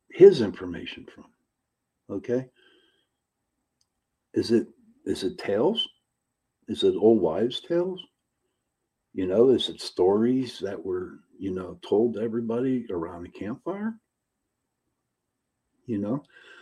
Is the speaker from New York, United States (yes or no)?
no; Pittsburgh, Pennsylvania, United States; I am from Pittsburgh, Pennsylvania